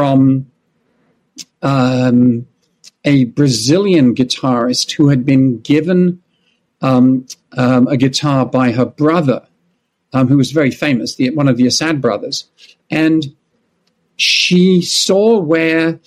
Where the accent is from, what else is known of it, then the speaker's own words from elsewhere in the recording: London, United Kingdom; moved away as an adult; now in United States; I was born in London and grew up in England.